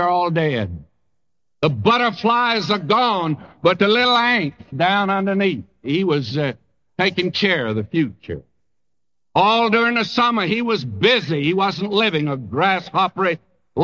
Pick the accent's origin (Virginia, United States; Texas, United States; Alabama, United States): Texas, United States; moved away; I came from a section of the country where ants do gather grain. In Texas, the ants gather grain